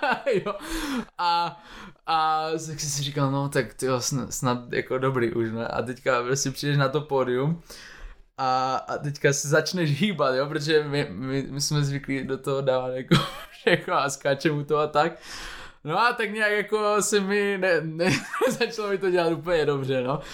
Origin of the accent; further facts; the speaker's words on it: Moravia, Czechia; když jsme z Moravy, tak eh, my jsme furt na cestě, pendlujeme pořád mezi Prahou a Ostravou